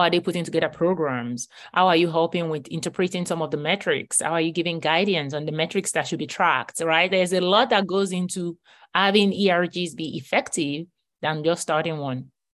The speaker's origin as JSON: {"language": "English", "country": "Nigeria", "tie": "born or raised there", "moved": "as an adult", "lives_now": "United States", "said": "I grew up in Nigeria and I came to the U S at age twenty-five"}